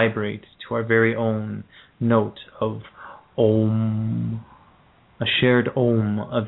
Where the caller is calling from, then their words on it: Ontario, Canada; I'm calling from Canada as well, in Ontario.